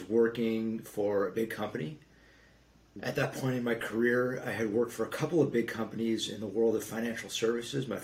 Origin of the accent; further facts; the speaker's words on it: Los Angeles, California, United States; both parts of Los Angeles, my hometown